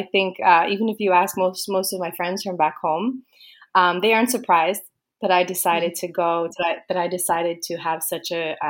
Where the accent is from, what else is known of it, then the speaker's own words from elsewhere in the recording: East Coast, United States; moved away as an adult; now in Malaga, Spain; So a little bit about myself. Obviously … I am from the USA. I'm from the East Coast.